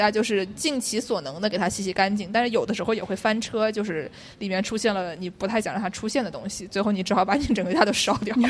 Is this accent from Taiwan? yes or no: no; China; 就是因为我中国人可能不是那么擅长去逛跳蚤市场